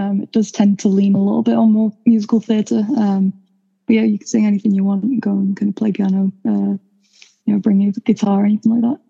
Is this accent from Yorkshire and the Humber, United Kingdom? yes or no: no; Manchester, North West England, United Kingdom; as I'm sure it's been said many times now. I'm from Manchester, been here my whole life.